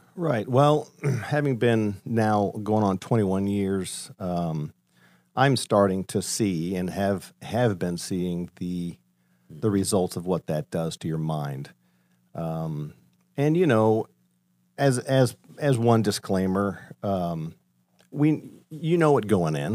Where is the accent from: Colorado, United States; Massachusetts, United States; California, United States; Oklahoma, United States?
Colorado, United States; moved away as an adult; now in Ohio, United States; I grew up in Colorado, uh, born and raised there